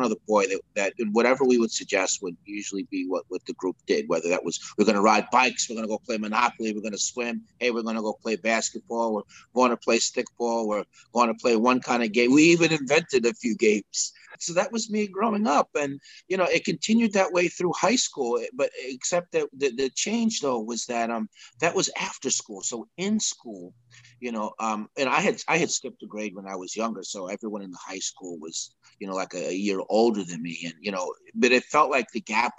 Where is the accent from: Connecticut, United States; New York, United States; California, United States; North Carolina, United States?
New York, United States; Peekskill; also born or lived in Sleepy Hollow, New York; I grew up in Peekskill, which was a short 20 minutes north of there in the same county, in Westchester County, New York.